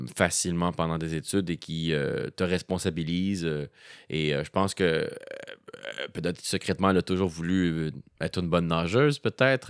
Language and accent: French; Montreal, Quebec, Canada; also born or lived in Rosemont, Montreal; lorsque est venu le temps de commencer l'école, on a, déménagé à Montréal-Nord. Hmm. Et euh, c'est là que j'ai fait euh, tout mon primaire, mon secondaire et même mon cégep.